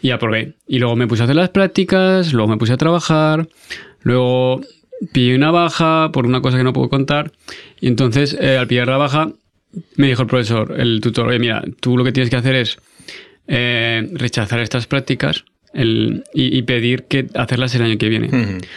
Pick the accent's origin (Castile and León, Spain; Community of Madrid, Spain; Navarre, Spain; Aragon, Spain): Aragon, Spain; also born or lived in France; como buen aragonés cabezudico